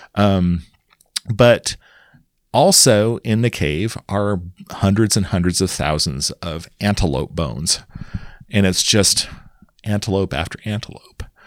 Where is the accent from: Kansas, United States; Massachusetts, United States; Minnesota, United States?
Kansas, United States; moved away; also born or lived in Madison, Wisconsin; I grew up in Kansas, a small town